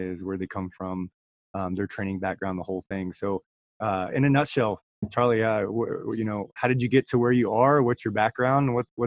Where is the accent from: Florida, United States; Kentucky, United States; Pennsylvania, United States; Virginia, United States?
Virginia, United States; moved away as an adult; now in Washington, United States; I'm actually from Virginia